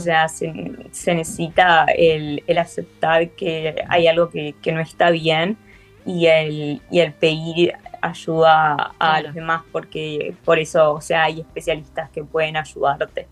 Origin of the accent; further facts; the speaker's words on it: Uruguay; soy uruguaya, soy uruguaya